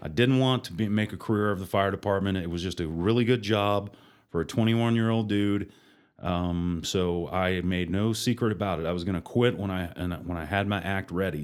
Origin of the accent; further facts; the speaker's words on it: Oklahoma City, Oklahoma, United States; moved away as an adult; now in Amarillo, United States; My dad worked for the railroad and we moved around quite a bit, but I grew up in Oklahoma, Oklahoma City, graduated from high school at Mustang